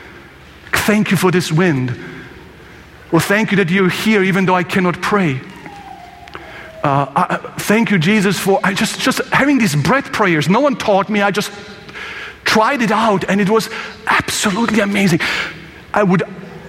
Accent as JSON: {"language": "English", "country": "Croatia", "said": "I'm from Croatia"}